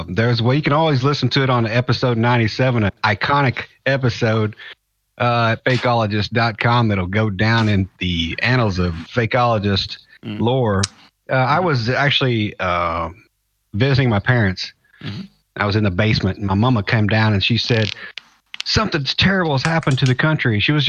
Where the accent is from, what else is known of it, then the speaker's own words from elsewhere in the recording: Louisville, Kentucky, United States; Yeah, I'm from Louisville, Kentucky area.